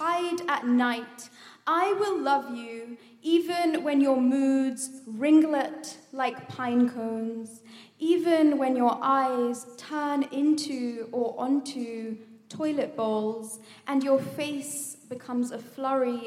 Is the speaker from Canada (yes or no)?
no; India; I am Indian